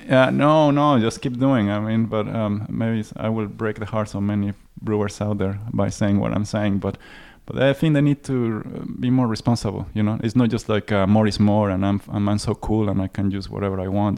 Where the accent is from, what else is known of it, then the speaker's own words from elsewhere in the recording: Mexico City, Mexico; moved away; I come from Mexico City